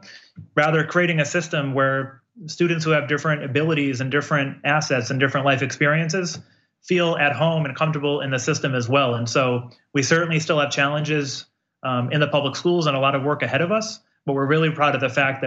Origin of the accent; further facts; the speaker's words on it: Holyoke, Massachusetts, United States; I grew up in Holyoke, a lot of poverty